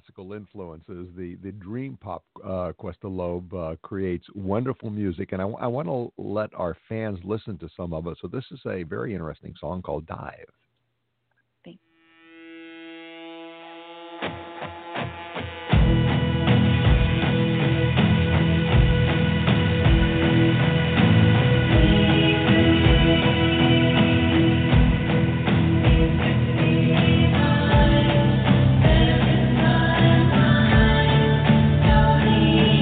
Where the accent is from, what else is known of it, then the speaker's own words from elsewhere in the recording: Los Angeles, California, United States; my hometown